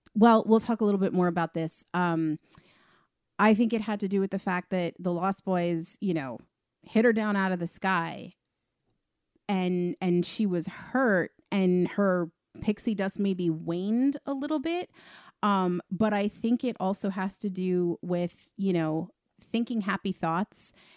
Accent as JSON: {"language": "English", "area": "Long Island", "region": "New York", "country": "United States", "said": "we're all obviously from Long Island"}